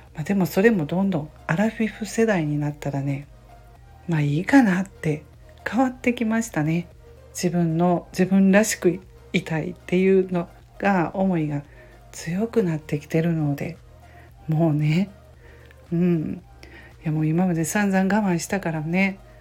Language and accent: Japanese; Kansai, Japan; 関西人なので